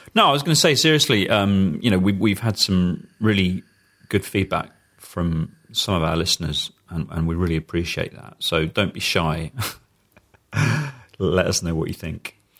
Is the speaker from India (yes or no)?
no; United Kingdom; as a British person